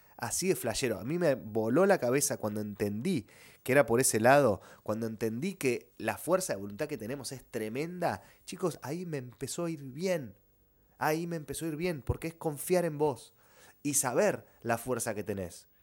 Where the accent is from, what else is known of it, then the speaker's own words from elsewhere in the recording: Argentina; somos argentinos